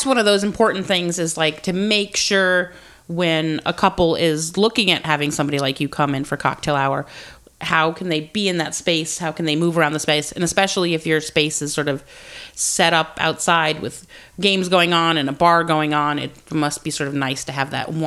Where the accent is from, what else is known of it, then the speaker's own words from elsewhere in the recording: Georgia, United States; I was born in Georgia